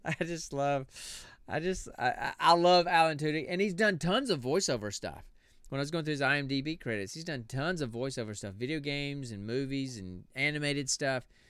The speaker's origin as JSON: {"language": "English", "region": "small town South", "country": "United States", "tie": "born or raised there", "said": "I was born and raised in small town South"}